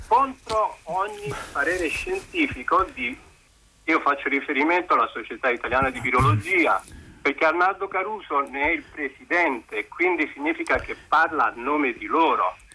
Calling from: Pisa, Tuscany, Italy; chiamo …, sono da Pisa.

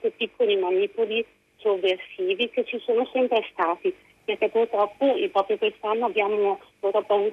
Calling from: Parma, Emilia-Romagna, Italy; siamo da Parma, sono una psicoterapeuta felicemente vaccinata io e tutta la mia famiglia

